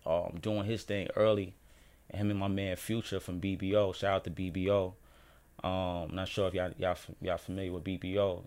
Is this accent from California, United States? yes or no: no; New York City, New York, United States; Born and raised in Harlem